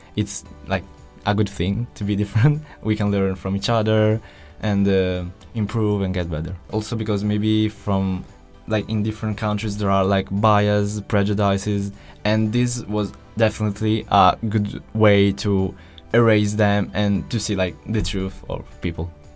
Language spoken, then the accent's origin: English; Italy; we're from Italy